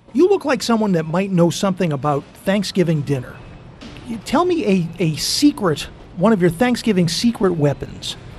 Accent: Taunton, Massachusetts, United States; I grew up in Taunton, Massachusetts.

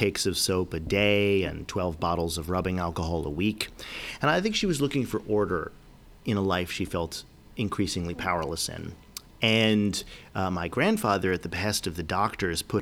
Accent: New York, United States; I grew up in New York. I spent a lot of time in upstate New York.

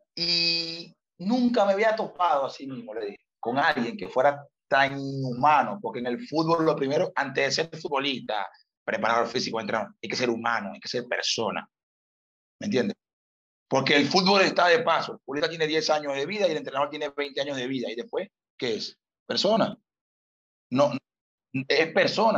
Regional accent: Venezuela; moved away as an adult; also born or lived in Malta; A nosotros como venezolanos nos cuesta trabajar

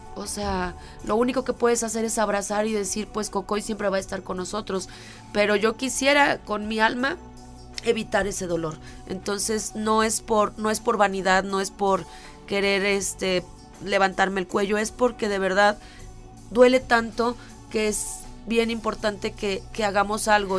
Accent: Mexico; como mexicanos, con la idiosincrasia que tenemos

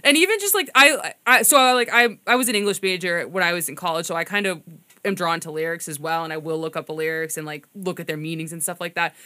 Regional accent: Winthrop, Massachusetts, United States; I'm from Winthrop, so I think that technically that's the North Shore

